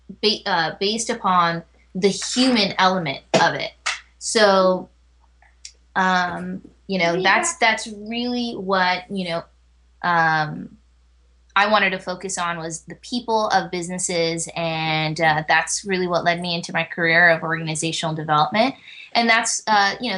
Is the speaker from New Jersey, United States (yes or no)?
no; Fremont, California, United States; also born or lived in Chicago, Illinois; I was born in Chicago, but at 4 years old, I moved out to California, where I have pretty much spent the rest of my life.